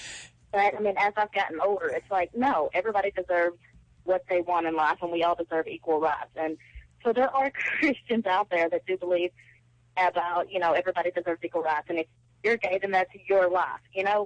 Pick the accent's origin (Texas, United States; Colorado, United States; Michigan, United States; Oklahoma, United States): Texas, United States; I'm from Texas.